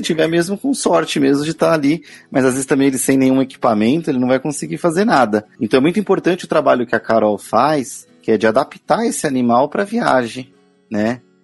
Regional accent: Guarulhos, São Paulo, Brazil; eu sou de Guarulhos

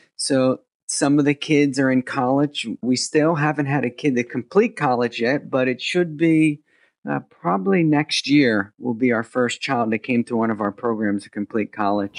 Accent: New Jersey, United States; moved away as an adult; also born or lived in India; I came from America, born and raised over here in New Jersey

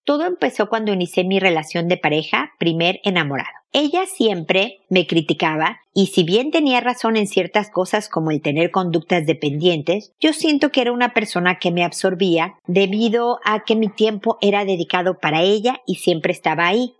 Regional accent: Mexico; now in Chile; mexicana viviendo en Chile, como yo

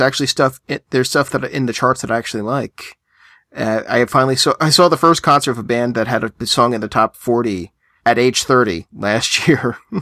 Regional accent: United States; I'm American

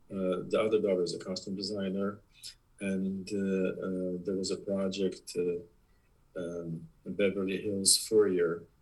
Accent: Poland; English is a second language; moved away as an adult; also born or lived in New York / Los Angeles; now in United States; I'm originally from Poland.

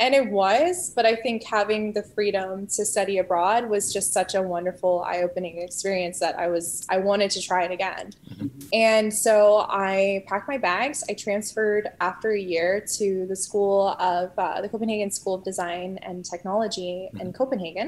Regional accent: New Jersey, United States; moved away as an adult; also born or lived in Denmark; I was born and raised in New Jersey. So I spent the first 18 years

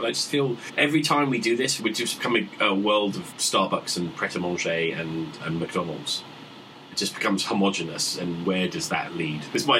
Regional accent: United Kingdom

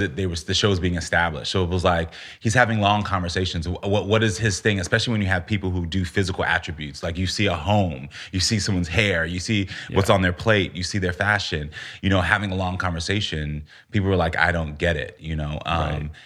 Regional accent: United States; also born or lived in Texas / Florida; growing up in Texas and Florida had its moments

